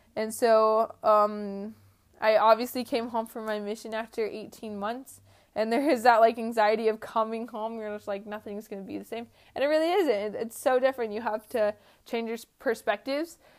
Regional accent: Georgia, United States; I was just from Georgia

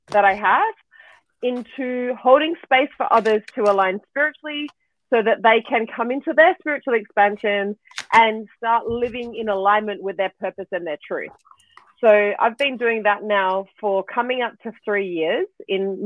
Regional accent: Australia; moved away; I am originally Australian

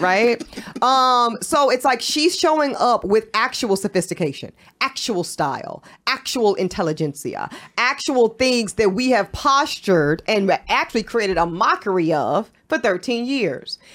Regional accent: North Carolina, United States; I'm from North Carolina

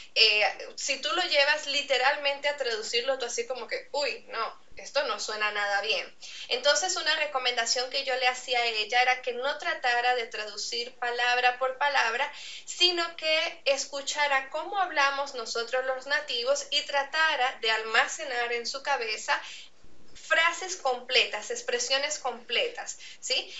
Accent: Andean region of Venezuela, Venezuela; accent: Andean Venezuelan; first language Spanish; yo soy venezolana, pero vengo de una región de Venezuela

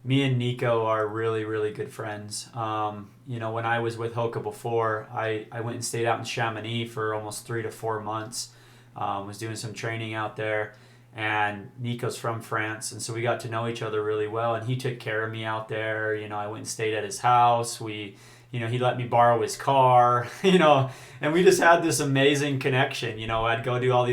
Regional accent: Utah, United States; I'm from Utah

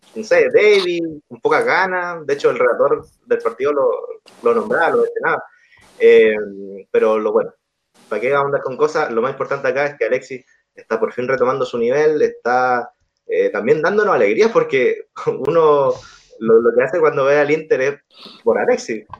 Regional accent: Chile; acá como chileno

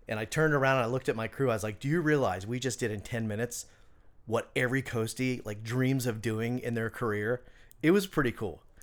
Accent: Orlando, Florida, United States; moved away as an adult; also born or lived in Hatteras, North Carolina / Charleston; I grew up in Orlando

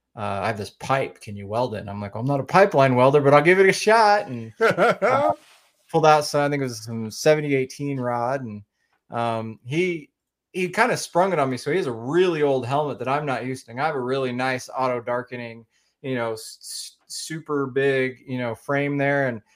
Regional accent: Oklahoma, United States; I'm from Oklahoma, so right smack in the middle of the United States.

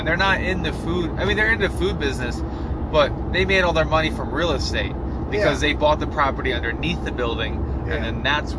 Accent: United States; as an American.

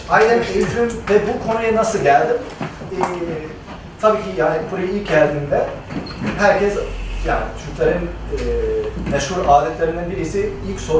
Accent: Los Angeles, California, United States; Turkish is a second language; moved away as an adult; now in Turkey; Los Angeles'ta, Los Angeles, California'da doğup büyüdüm ben. Ee, ama ismimden anlaşıldığı gibi yani Türk ailesinin yani, e, ailenin bir parçası Türk Ee, anneannem İzmirli.

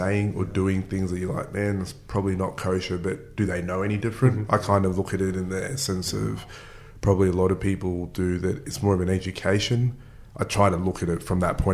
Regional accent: Mackay, Queensland, Australia; I grew up in North Queensland

